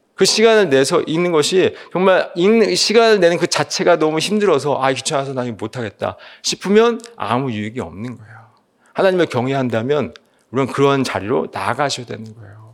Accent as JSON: {"language": "Korean", "region": "Seoul", "country": "South Korea", "tie": "born or raised there", "said": "저는 개인적으로 서울에서 태어나서 자랐기 때문에"}